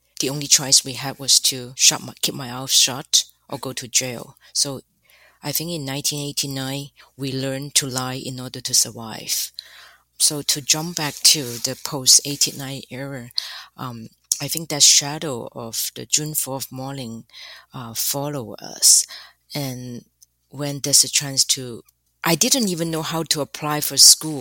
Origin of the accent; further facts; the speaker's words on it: Guangzhou, Guangdong, China; English is a second language; moved away as an adult; also born or lived in Toronto, Canada / Hong Kong; I grew up in Canton, not far away from Hong Kong. That's why I speak Cantonese.